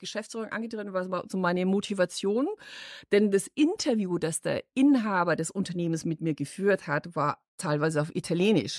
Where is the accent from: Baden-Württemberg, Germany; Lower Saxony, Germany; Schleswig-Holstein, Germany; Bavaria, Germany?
Bavaria, Germany; Munich; accent: Bavarian; moved away as an adult; now in Düsseldorf, Germany; ich bin stolz, gebürtige Münchnerin ja. zu sein